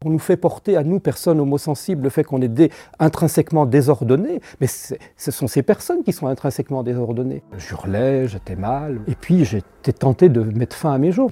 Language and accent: French; Savoie, Auvergne-Rhône-Alpes, France; mon bon sens savoyard, comme on dit chez nous en Savoie